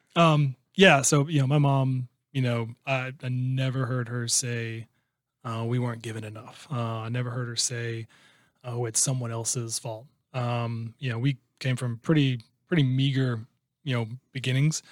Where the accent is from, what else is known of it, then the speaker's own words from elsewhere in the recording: Iowa, United States; moved away as an adult; also born or lived in Chicago, United States; now in Houston, United States; that's still considered, you know, where I'm from